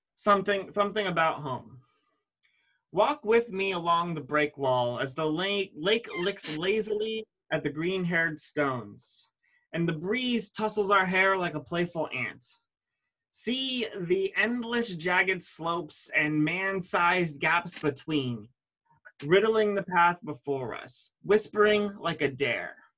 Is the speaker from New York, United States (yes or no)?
no; Ashtabula, Ohio, United States; born or raised there